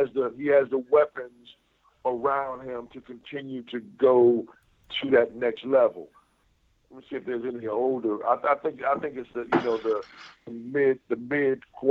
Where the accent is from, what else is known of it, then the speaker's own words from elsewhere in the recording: Buffalo, New York, United States; moved away; as a child growing up in Buffalo